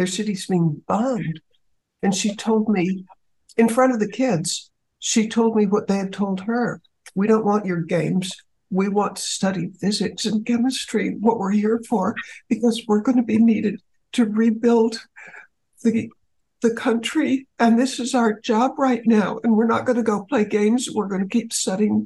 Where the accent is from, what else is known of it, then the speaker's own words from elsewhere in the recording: United States; as an American